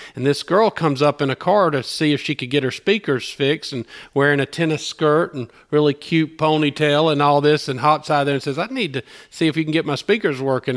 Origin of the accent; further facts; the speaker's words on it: Albany, Georgia, United States; moved away as an adult; now in Opelika, United States; I'm not from Opelika. I'm from Albany, Georgia, which is about two hours south of here